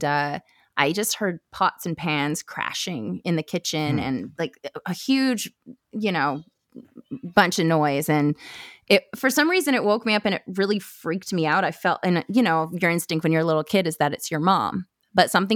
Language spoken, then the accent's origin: English; Vancouver Island, British Columbia, Canada; also born or lived in Campbell River, British Columbia / Duncan, British Columbia; I am from Vancouver Island in BC. So I'm Canadian. And I lived in a really small town growing up, a couple of them actually, kind of up and down the island